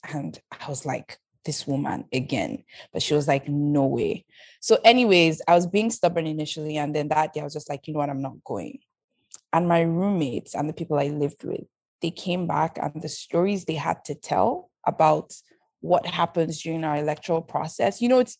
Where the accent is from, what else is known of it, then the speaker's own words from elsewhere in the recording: Canada; I'm some girl from Canada who doesn't speak like them. I might be able to switch to Pidgin sometimes, but they know the difference.